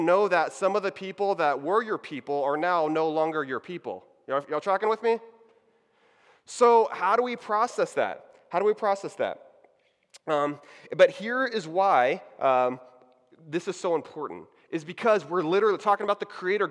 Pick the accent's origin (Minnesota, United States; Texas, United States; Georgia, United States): Texas, United States; Houston; moved away as an adult; also born or lived in Waco, Texas / Dallas, Texas; now in Orlando, United States; I'm from Texas. Howdy, y'all. So I grew up in the Houston area